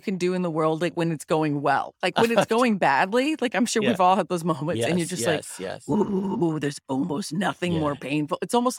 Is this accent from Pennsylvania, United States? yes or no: no; Littleton, Colorado, United States; Like I grew up in Littleton, yeah. Colorado.